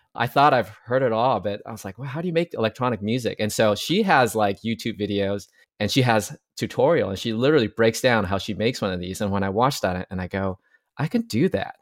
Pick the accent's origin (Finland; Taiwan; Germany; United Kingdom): Taiwan; now in United States; I'm from Taiwan originally, but I came to the U S